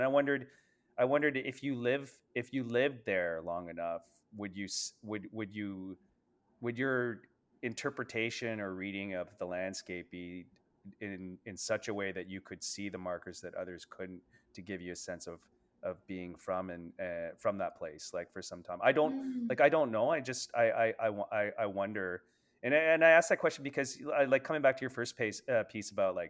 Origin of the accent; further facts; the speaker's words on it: Northern Ontario, Canada; But I grew up in Northern Ontario, and you kind of just, it was your neighborhood.